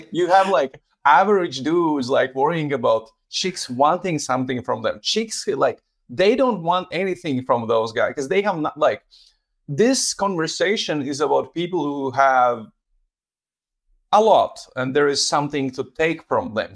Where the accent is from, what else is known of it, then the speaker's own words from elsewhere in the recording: Latvia; moved away; I'm originally from Latvia